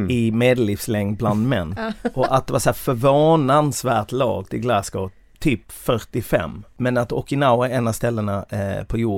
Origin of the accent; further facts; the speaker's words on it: Sweden; Det säger jag som svensk